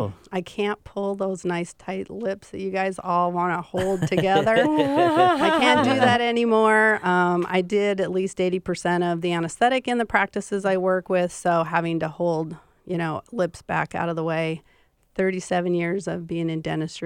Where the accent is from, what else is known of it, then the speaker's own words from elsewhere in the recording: Montana, United States; accent: Montana accent; moved away; I am from Montana